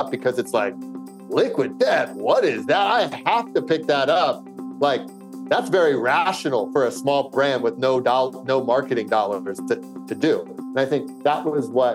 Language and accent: English; outside Philadelphia, Pennsylvania, United States; I grew up outside Philadelphia, kind of where Delaware, Pennsylvania, Maryland, and New Jersey all kind of meet.